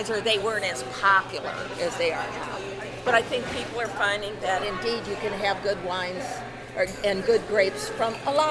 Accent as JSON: {"language": "English", "region": "Indiana", "country": "United States", "also_born_or_lived": "California", "said": "I am from Indiana originally, but I lived in California for 30 years."}